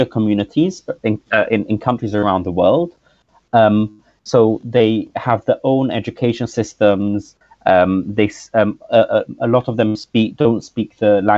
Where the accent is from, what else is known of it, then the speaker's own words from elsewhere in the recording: London, United Kingdom; The community I grew up in is in London